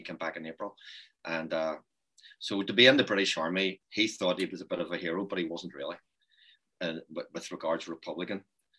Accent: Ireland; we regarded ourselves as Irish on the island of Ireland.

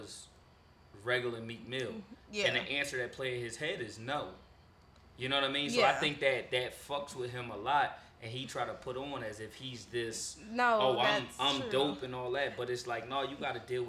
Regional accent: Philadelphia, Pennsylvania, United States; I'm from Philly

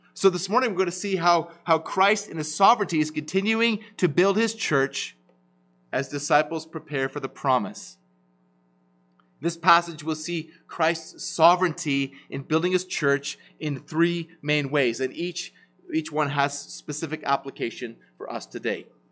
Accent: Ottawa, Ontario, Canada; now in Kelowna, Canada; I grew up in Ottawa

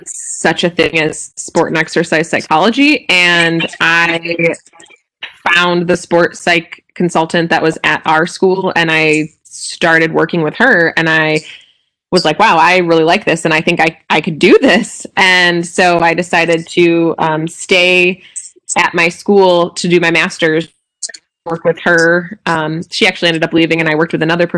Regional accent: Midwest, United States; moved away as an adult; also born or lived in Utah; now in Whitewater, United States; I grew up in the Midwest, and I wanted to head back that direction after being in Utah for so long

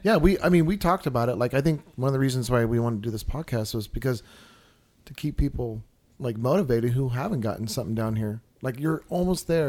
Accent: San Diego, California, United States; born and raised in Southern California, uh, San Diego

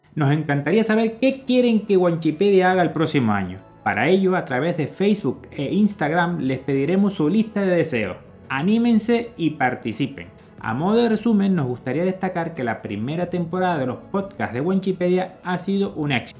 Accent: Canary Islands, Spain; moved away; nos identifican como canarios

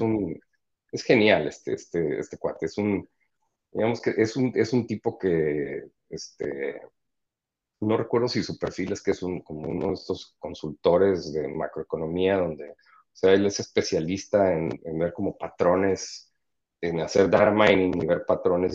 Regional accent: Mexico; also born or lived in San Diego, United States; siendo mexicano

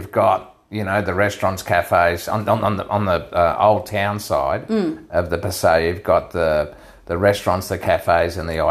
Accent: Queensland, Australia; We're from Queensland.

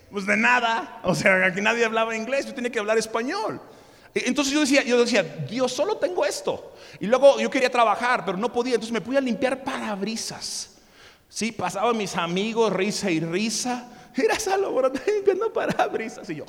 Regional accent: Mexico; also born or lived in United States; Y, entonces yo no podía trabajar porque, bueno, sí saben que yo nací en Estados Unidos, ¿verdad?

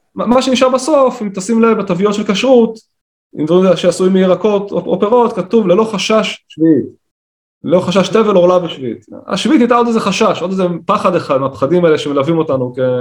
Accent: Kiryat Tivon, Northern District, Israel; moved away as an adult; now in Gaza envelope, Israel; אני גדלתי בבית חילוני, בקריית טבעון

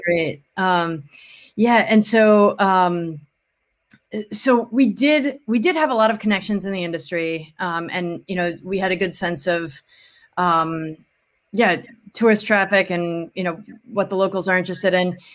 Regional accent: Wilmette, Illinois, United States; moved away as an adult; also born or lived in New Orleans; now in Chicago, United States; I'm from Wilmette, um, uh, in the suburbs of Chicago

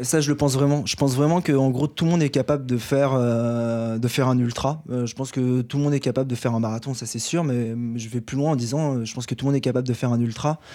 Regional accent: Paris, Île-de-France, France; en tant que Parisien

